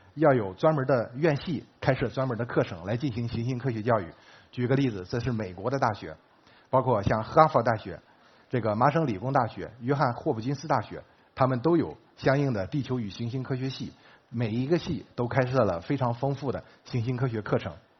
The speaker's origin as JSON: {"language": "Chinese", "country": "China", "said": "我们中国人也在贡献自己的力量"}